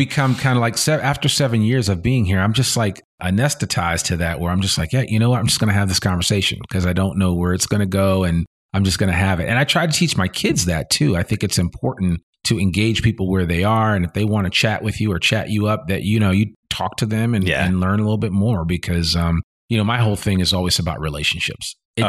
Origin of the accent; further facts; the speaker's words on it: Teaneck, New Jersey, United States; I grew up in New Jersey and shout out to Teaneck